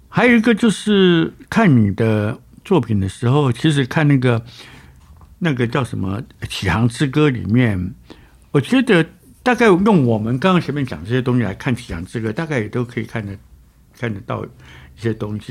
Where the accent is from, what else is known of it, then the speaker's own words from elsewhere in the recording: Taiwan; 我们台湾人都在看呐